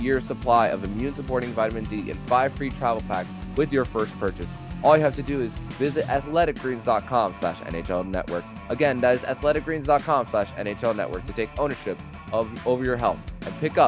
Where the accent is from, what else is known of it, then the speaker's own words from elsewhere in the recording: Kendall, Florida, United States; growing up in South Florida, West Kendall native here